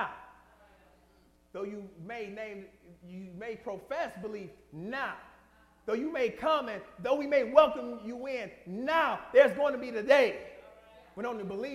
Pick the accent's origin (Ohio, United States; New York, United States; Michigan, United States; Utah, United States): Michigan, United States; Detroit; moved away; I'm from Detroit